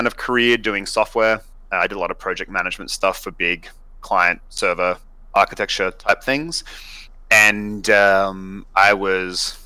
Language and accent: English; Sydney, New South Wales, Australia; moved away; So I'm from Australia originally. I grew up in Sydney.